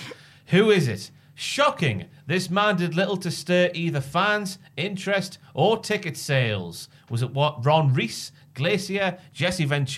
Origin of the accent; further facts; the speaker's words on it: Morpeth, North East England, United Kingdom; my hometown of Morpeth.